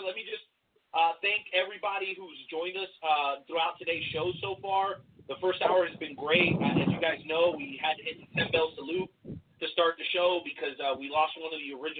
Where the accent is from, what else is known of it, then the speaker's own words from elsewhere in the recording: Mexico; I'm a Mexican cat. I was born in Mexico